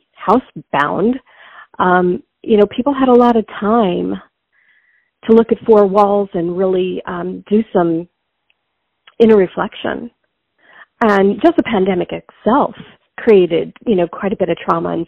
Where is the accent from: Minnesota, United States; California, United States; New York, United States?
New York, United States; I grew up in New York. I'm from New York